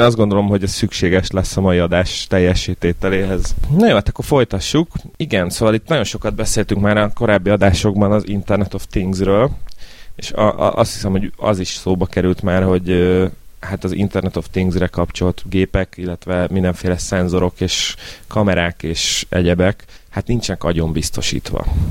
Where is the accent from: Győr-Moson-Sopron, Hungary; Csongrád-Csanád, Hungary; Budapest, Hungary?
Budapest, Hungary; én Angyalföldön nőttem fel